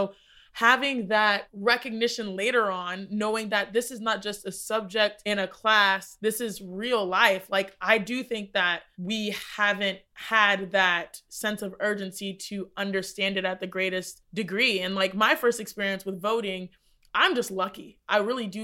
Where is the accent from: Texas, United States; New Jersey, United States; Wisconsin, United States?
Texas, United States; growing up in Texas, we had Texas history